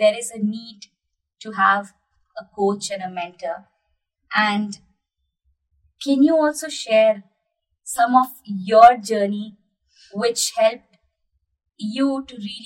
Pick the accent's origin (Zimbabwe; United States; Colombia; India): India; as an Indian, we all are super proud of our ISRO team there